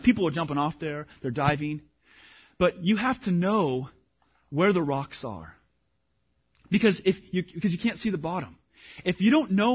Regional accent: Washington, United States; moved away; I grew up in Washington

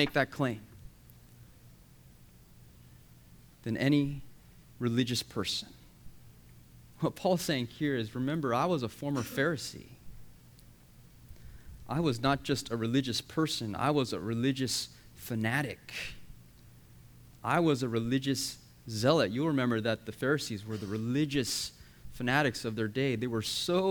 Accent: United States; My parents are from Korea, but I was born and raised in the USA.

